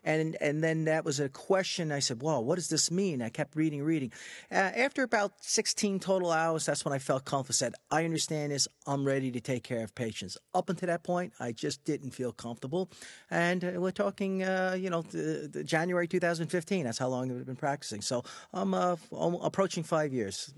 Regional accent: Freeport, New York, United States; I grew up in Freeport on Long Island, so that's a mixed community

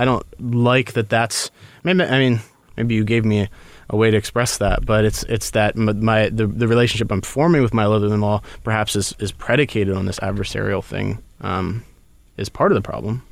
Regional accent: Baltimore, Maryland, United States; I'm from Baltimore

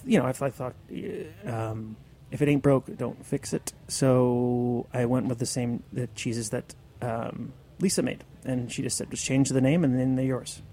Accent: Western Massachusetts, United States; now in New York City, United States; I grew up in Western Mass, surrounded by dairy farms

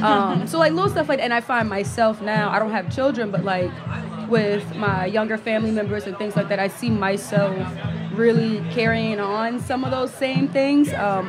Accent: Charleston, South Carolina, United States; You know, I'm from Charleston again, so we eat a lot of rice.

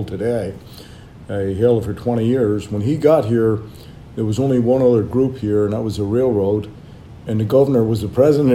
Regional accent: Belfast, Northern Ireland, United Kingdom; now in San Francisco, United States; if you were Irish Catholic there in Belfast, when I grew up, you had to keep your head down

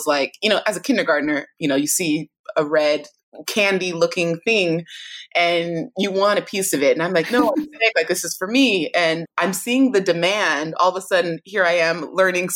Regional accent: California, United States; both my parents are Nigerian, born and raised in Nigeria, had me in California

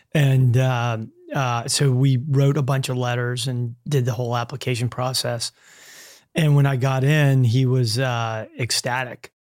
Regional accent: Louisiana, United States; growing up in Southern Louisiana, you know, you have a kind of a narrow view of the world.

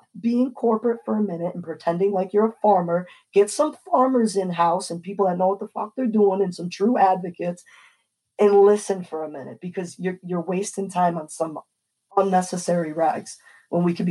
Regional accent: New York, United States; I'm blessed to grow in the state of New York. This is my home state

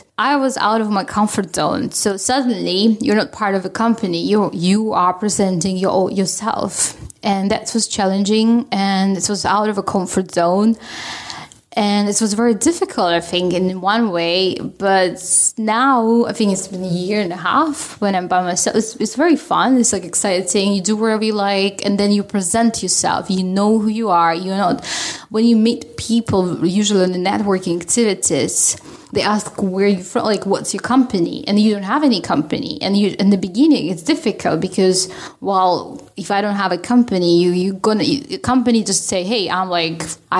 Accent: Russia; now in Sweden; I'm Russian.

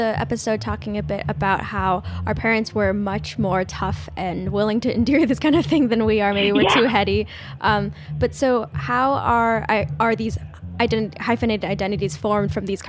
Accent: California, United States; I'm from California.

